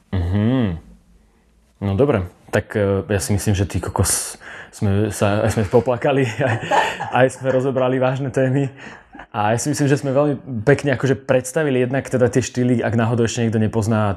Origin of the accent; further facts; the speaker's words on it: Slovakia; Prečo sme my Slováci takíto?